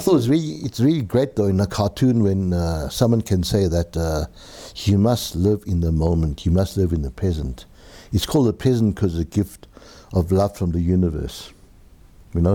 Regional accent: Benoni, Gauteng, South Africa; also born or lived in Germiston; I was born in Germiston location. I'm not too sure what it was called. Maybe the Germiston Asiatic Bazaar. Uh, moved to, uh, Benoni, uh, Actonville.

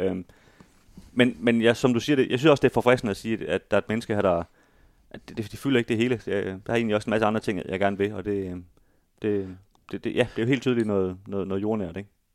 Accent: Aarhus, Central Denmark Region, Denmark; vi i hvert fald her som, som aarhusianere

